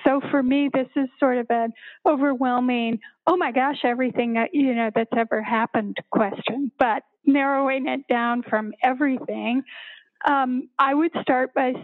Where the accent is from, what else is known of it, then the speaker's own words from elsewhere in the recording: Littleton, Colorado, United States; I grew up in Littleton, actually.